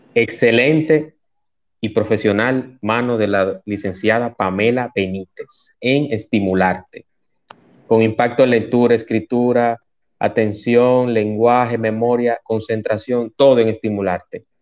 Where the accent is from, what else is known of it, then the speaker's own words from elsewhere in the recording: Santo Domingo, Distrito Nacional, Dominican Republic; now in Punta Cana, Dominican Republic; yo nací en Santo Domingo, yo vivo en Punta Cana